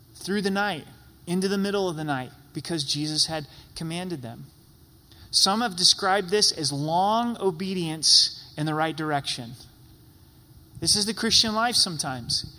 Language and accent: English; Southern Oregon, United States; moved away as an adult; also born or lived in Utah / Idaho; now in Colorado, United States; I grew up in Southern Oregon